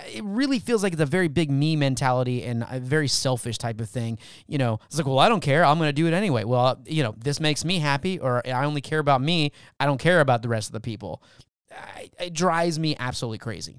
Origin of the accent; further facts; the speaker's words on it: California, United States; now in Texas, United States; I was born in California